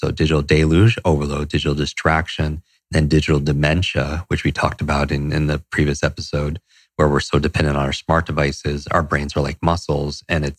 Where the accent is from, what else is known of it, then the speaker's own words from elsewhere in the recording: Northeast, United States; And I grew up in the Northeast. I despise the cold, but I still do it.